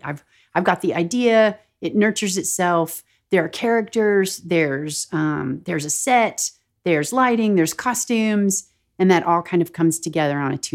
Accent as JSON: {"language": "English", "region": "the South", "country": "United States", "tie": "born or raised there", "said": "phrases that I've heard while growing up in the South or just like living in the South in general."}